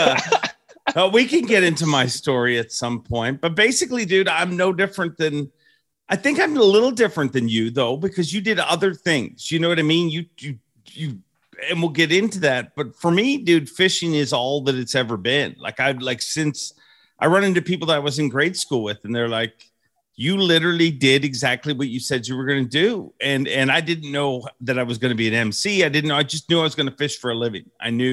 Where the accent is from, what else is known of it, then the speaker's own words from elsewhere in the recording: Port Perry, Ontario, Canada; why did they hire some dude from Port Perry?